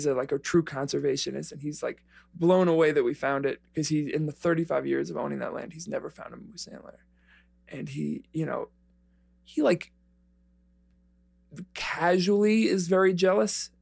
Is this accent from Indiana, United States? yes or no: no; New York City, New York, United States; moved away; I'm from the Bronx, from a corner of it called Spuyten Duyvil, in South Riverdale.